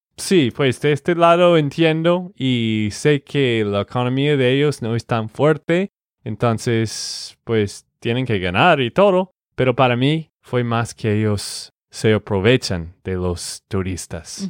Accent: Texas, United States; de Texas, Estados Unidos

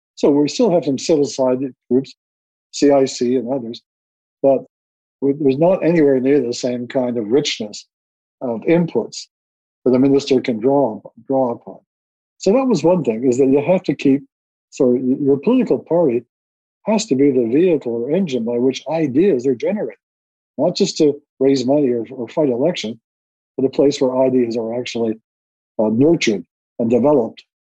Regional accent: Winnipeg, Manitoba, Canada; growing up in North Winnipeg

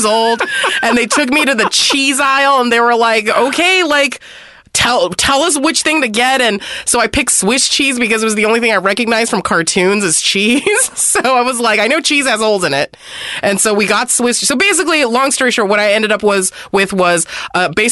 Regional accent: San Gabriel Valley, California, United States; I grew up in the San Gabriel Valley, which is like 90% Chinese people.

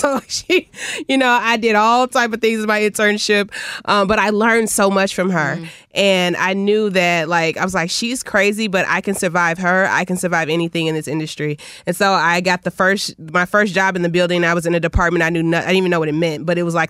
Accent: Palatine, Illinois, United States; also born or lived in Park Forest, Illinois; now in Calumet City, United States; I grew up in Palatine, and I grew up out there until sixth grade

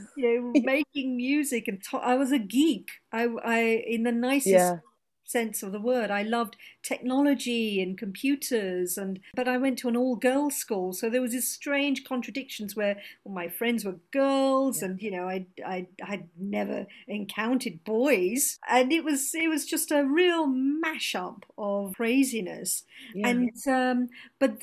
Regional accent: London, United Kingdom; first language Gujarati; I was born and brought up in London, and my parents are British Indian, and so I was born and brought up here

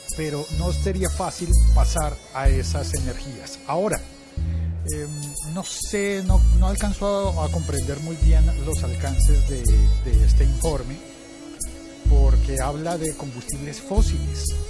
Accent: Colombia; en Colombia, en eh, mi país

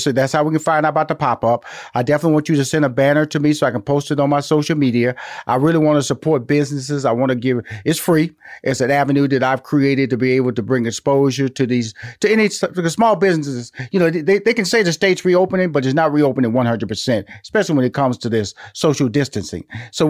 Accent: Houston, Texas, United States; now in Atlanta, United States; And I'm from Houston, Texas. I'm living in Atlanta

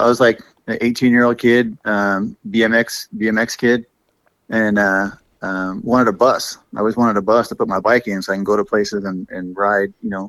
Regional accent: California, United States; Oh, yeah. Been here all my life.

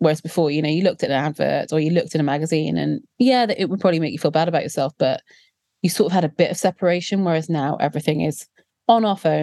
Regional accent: South Wales, United Kingdom; growing up in South Wales as a plus-sized, dark-skinned Indian girl in the 90s

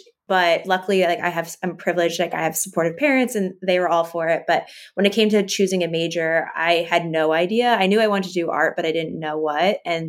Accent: East Coast, United States; I grew up on the East Coast

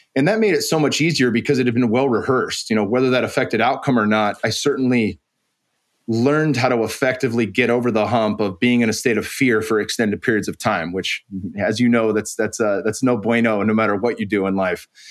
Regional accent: San Jose, California, United States; also born or lived in Arizona; I moved back home from Arizona to train at American Kickboxing Academy. And that, that had been, you know, one of the greatest camps and still to this day is one of the greatest camps in the world. And it was right in my backyard in San Jose

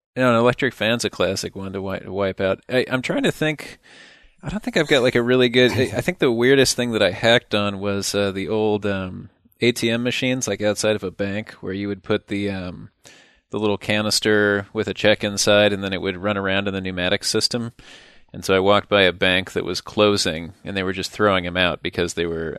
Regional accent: Midwest, United States; Midwestern Viking

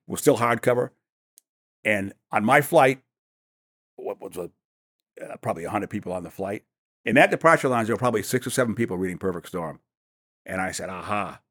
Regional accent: New York City, New York, United States; also born or lived in Maine; I was born in New York City and, uh, and lived there as a boy

